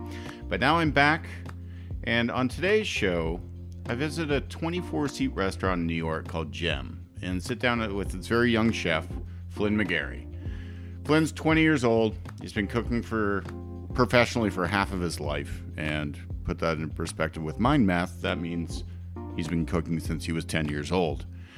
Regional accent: Canada; He's Canadian, though. I'm Canadian.

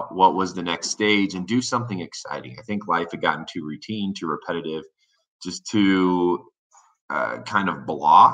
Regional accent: Warsaw, Indiana, United States; moved away as an adult; now in Denver, United States; I grew up in Indiana

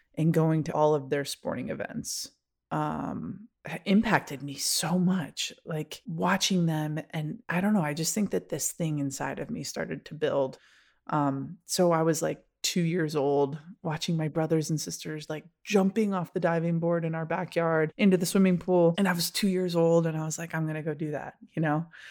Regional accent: Rochester, New York, United States; moved away; grew up in Rochester, New York

